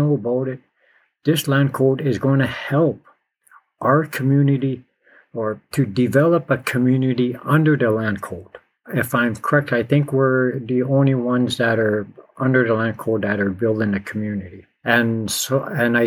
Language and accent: English; Ontario, Canada; I'm from Azamwe in Anishinaabeg